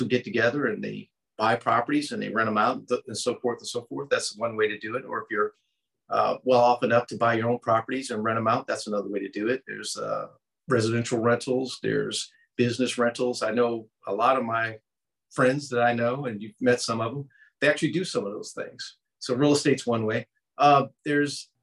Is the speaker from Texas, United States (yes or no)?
no; Baltimore, Maryland, United States; moved away as an adult; also born or lived in California / Florida / Colorado Springs; Growing up in Baltimore, there were some projects